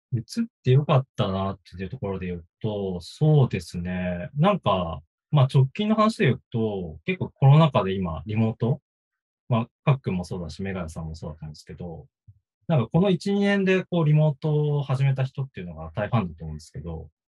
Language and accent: Japanese; Aomori, Japan; born or raised there